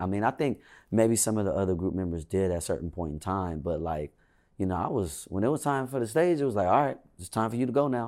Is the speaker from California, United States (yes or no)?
yes; Inglewood, California, United States; I really only act like I'm from Inglewood